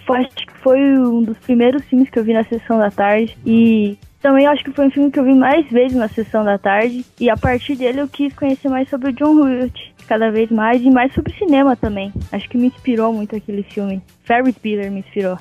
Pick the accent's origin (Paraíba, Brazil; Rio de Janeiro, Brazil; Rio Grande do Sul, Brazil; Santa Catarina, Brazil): Santa Catarina, Brazil; Caçador; moved away as an adult; now in São Paulo, Brazil; eu era do interior de Santa Catarina, eu era de Caçador, nome da cidade